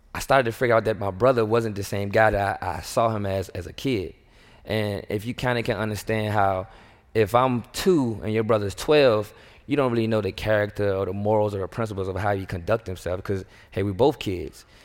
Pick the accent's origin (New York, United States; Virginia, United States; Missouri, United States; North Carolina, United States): Virginia, United States; Richmond; moved away as an adult; also born or lived in Harrisonburg, Virginia; now in Houston, United States; I grew up in the north side of Richmond, inner city